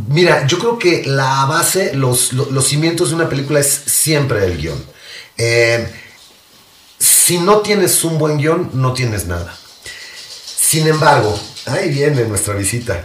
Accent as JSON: {"language": "Spanish", "country": "Mexico", "said": "como mexicanos"}